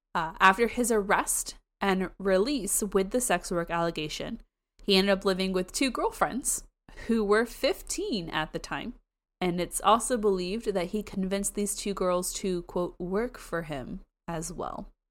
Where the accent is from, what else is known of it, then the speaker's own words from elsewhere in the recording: Florida, United States; I'm from Florida. I say everything wrong